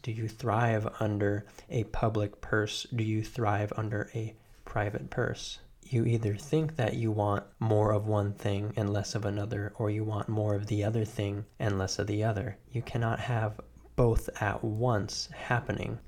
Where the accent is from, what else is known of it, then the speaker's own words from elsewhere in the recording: United States; I am an American.